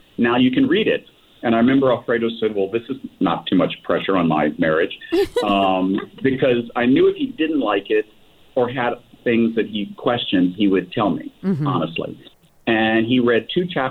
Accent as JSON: {"language": "English", "town": "Richmond", "region": "Virginia", "country": "United States", "tie": "born or raised there", "also_born_or_lived": "San Francisco", "moved": "as an adult", "said": "I'm from Richmond, Virginia. Both of us have old Southern families, so we had that kind of Southern gay thing going on. I call it grits, guys raised in the South."}